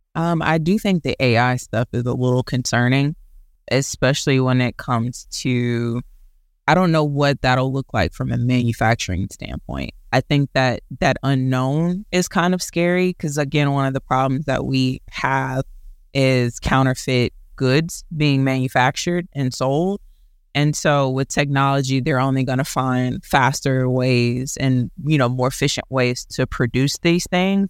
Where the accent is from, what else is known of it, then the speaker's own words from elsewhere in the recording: Houston, Texas, United States; I am a Houston native, born and raised